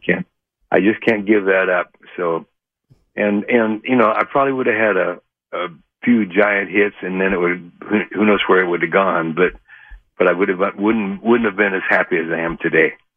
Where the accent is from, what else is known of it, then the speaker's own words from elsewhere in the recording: Idaho, United States; moved away; also born or lived in Oregon; I was born in Oregon, but raised in Idaho.